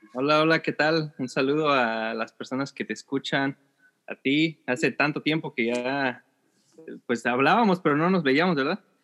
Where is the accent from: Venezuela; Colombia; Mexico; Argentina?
Mexico; Ciudad Nezahualcóyotl, State of Mexico; moved away as an adult; now in California, United States; yo soy de la Ciudad de México, nací en la, en la, Ciudad eh, de México, específicamente en Nesa, en esa York, esa Nezahualodo